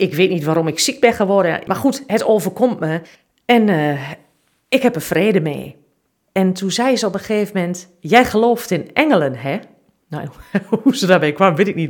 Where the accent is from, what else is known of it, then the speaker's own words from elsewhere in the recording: Twente, Overijssel, Netherlands; ik kom uit Twente